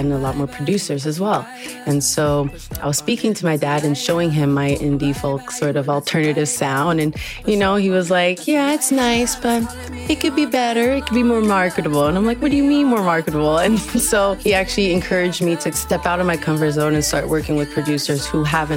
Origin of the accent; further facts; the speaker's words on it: Ontario, Canada; also born or lived in Montreal, Canada; I'm Nigerian and French-Canadian, born in Montreal but raised in Ontario my entire life